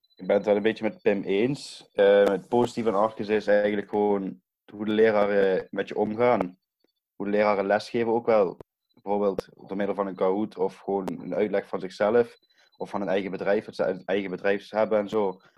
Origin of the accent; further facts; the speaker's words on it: Brunssum, Limburg, Netherlands; ik kom uit Brunsum.